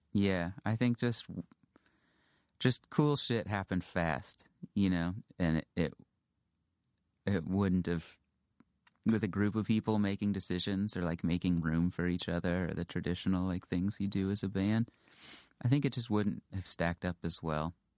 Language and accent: English; Houston, Texas, United States; moved away as an adult; also born or lived in Western Massachusetts; I grew up in Houston